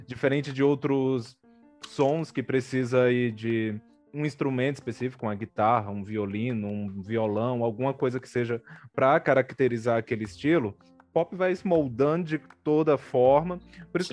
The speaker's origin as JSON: {"language": "Portuguese", "region": "Ceará", "country": "Brazil", "tie": "born or raised there", "moved": "yes", "lives_now": "São Paulo, Brazil", "said": "Eu nasci no Ceará"}